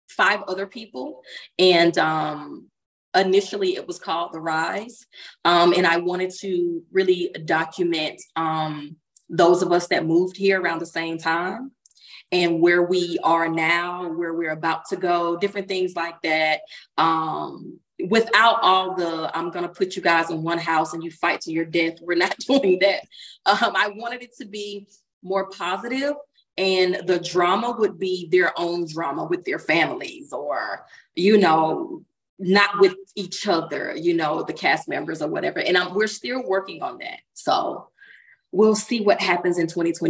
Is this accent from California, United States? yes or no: no; Baconton, Georgia, United States; born or raised there; now in Los Angeles, United States